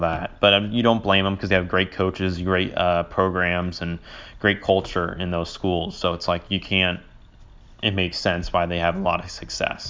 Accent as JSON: {"language": "English", "region": "Florida", "country": "United States", "tie": "born or raised there", "said": "growing up in Florida"}